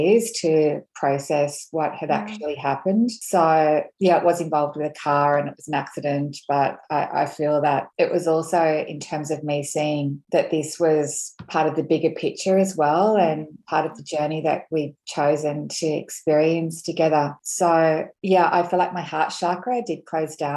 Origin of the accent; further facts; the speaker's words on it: Australia; I'm Scottish, Australian, and so I have that strong sort of Celtic heritage